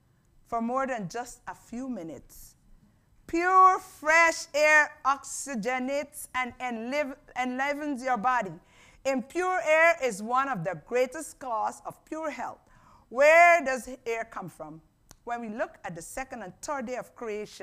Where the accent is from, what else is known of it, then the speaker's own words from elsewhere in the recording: Guyana; moved away; I grew up in Guyana